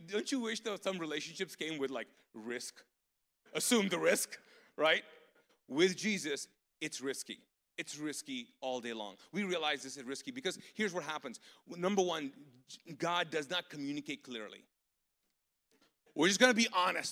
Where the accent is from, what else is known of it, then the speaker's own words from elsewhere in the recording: Pakistan; now in Charlotte, United States; I'm a Pakistani ex-Muslim